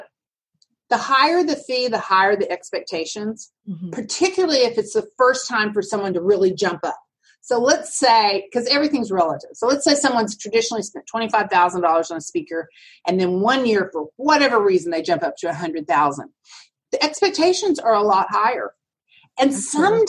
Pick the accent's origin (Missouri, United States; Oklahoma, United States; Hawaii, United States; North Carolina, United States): Oklahoma, United States; Altus; now in Dallas, United States; I grew up in Oklahoma, in the southwest corner of Oklahoma. It's a town called Altus.